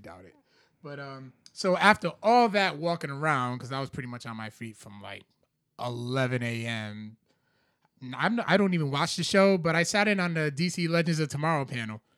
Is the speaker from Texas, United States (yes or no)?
no; Providence, Rhode Island, United States; Eddy Street, which is, like, up the street from where I grew up